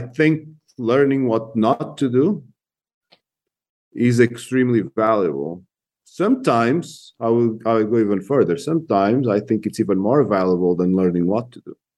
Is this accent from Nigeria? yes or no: no; Portugal; moved away as an adult; also born or lived in Spain / England / Germany / Brazil; now in United States; I was born in Portugal